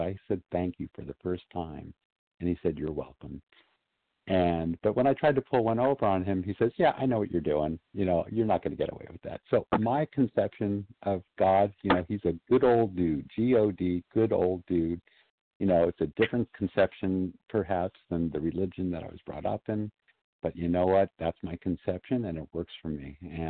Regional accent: Southern California, United States; I was one of maybe two or three Jewish kids in my class in Southern California

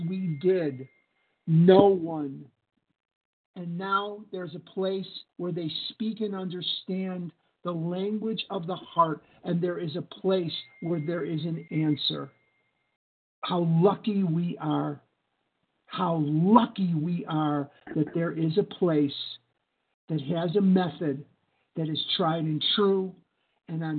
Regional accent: Chicago, Illinois, United States; now in Scottsdale, United States; I live in Scottsdale, Arizona, but I'm born and raised in Chicago, Illinois, crown jewel of the Midwest.

